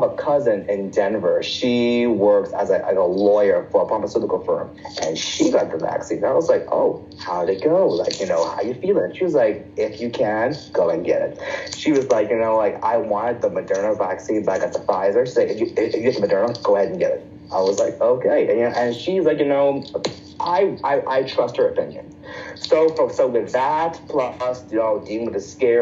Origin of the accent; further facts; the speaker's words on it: Bahamas; moved away; I'm from the Bahamas